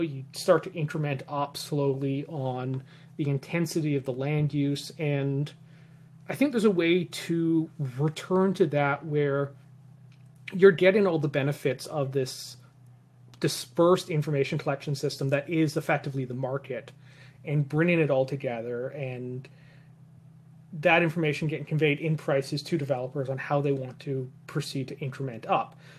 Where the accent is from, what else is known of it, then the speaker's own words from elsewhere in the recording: Vancouver Island, British Columbia, Canada; moved away as an adult; also born or lived in the Maritimes; now in Vancouver, Canada; I grew up on Vancouver Island